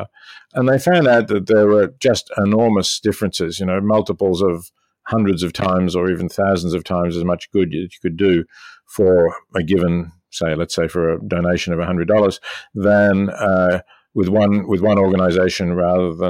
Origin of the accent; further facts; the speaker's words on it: Melbourne, Victoria, Australia; moved away as an adult; also born or lived in Oxford, United Kingdom / New York, United States; now in Princeton, United States; I was born in Melbourne in 1946 and educated at the University of Melbourne